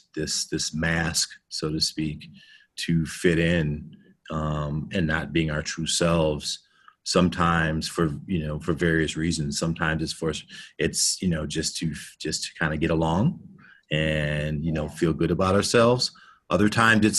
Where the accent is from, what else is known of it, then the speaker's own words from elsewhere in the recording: United States; growing up being African American, you know, here in the United States, you know, I grew up in a suburban area